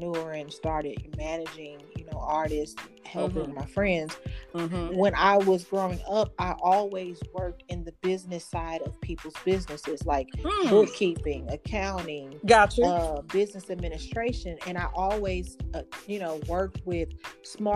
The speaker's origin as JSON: {"language": "English", "town": "Dallas", "region": "Texas", "country": "United States", "tie": "born or raised there", "also_born_or_lived": "St. Louis, Missouri", "said": "I was born in Dallas, Texas and raised between Missouri, St. Louis and Dallas."}